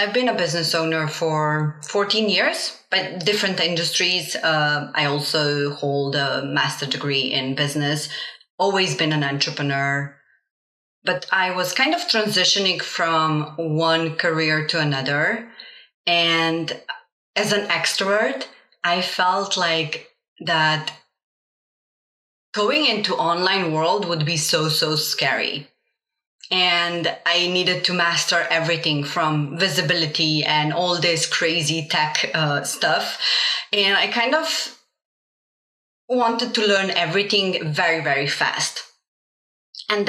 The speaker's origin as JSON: {"language": "English", "country": "Slovenia", "tie": "born or raised there", "first_language": "Slovenian and Bosnian", "second_language": "English", "moved": "as an adult", "lives_now": "Stockholm, Sweden", "said": "I am an immigrant kid born in Slovenia to Bosnian parents. So I grew up as a bilingual, Slovenian and Bosnian"}